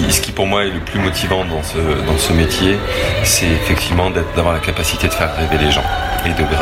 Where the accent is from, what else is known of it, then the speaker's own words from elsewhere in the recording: Brittany, France; Magnifique, on est breton, on est venu